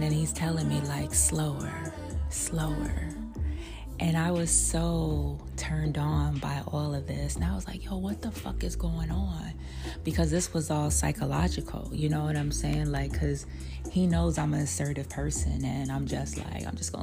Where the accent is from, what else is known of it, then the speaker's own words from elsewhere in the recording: New York City, New York, United States; I'm from Brooklyn